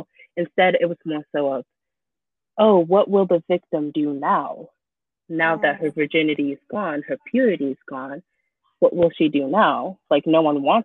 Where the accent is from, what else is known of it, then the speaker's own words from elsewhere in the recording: Chuuk, Micronesia; moved away; Growing up in Chuuk, right, like I said that I was like a first gen immigrant